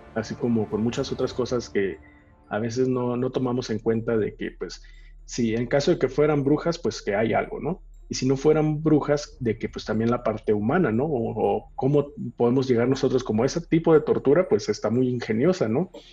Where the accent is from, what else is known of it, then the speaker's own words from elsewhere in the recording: Mexico; nosotros como mexicanos